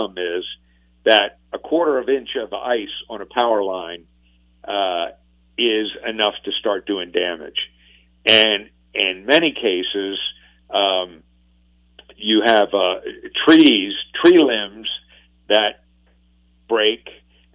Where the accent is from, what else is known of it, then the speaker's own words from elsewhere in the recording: Northeast, United States; now in Louisiana, United States; I grew up in the Northeast along the East Coast